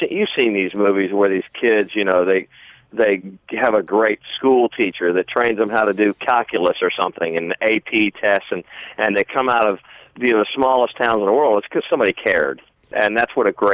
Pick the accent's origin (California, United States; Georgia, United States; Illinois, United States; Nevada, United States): Georgia, United States; Jonesboro; I'm from Jonesboro, Georgia